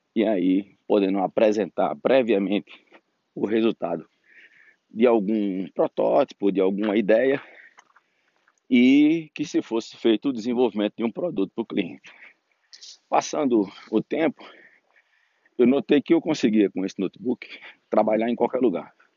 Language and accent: Portuguese; Natal, Rio Grande do Norte, Brazil; moved away as an adult; now in Brasília, Brazil; na minha cidade natal, que por acaso se chama Natal, no Rio Grande do Norte, e eu vim para Brasília